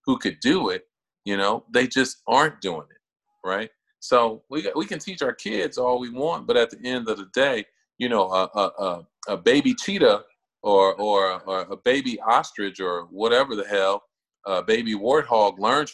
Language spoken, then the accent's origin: English; Chicago, Illinois, United States; now in Cincinnati, United States; I grew up on the south side of Chicago in a neighborhood called Jeffrey Manor